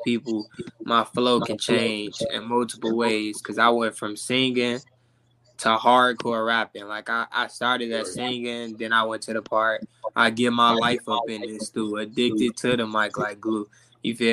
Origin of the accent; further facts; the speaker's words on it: Chicago, Illinois, United States; I'm from Chicago